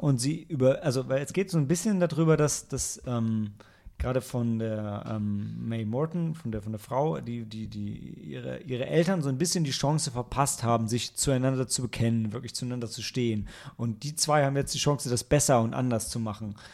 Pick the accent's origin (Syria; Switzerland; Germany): Germany; Northern Germany; ich als Norddeutscher